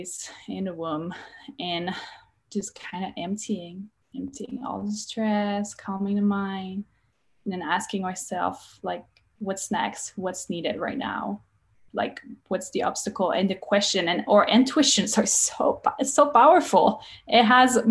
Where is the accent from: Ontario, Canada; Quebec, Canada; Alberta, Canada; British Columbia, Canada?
Quebec, Canada; English is a second language; now in United States; I'm Canadian. From Quebec. I speak French.